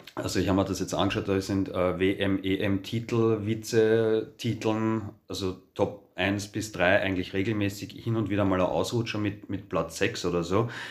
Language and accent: German; Austria; bei uns in Österreich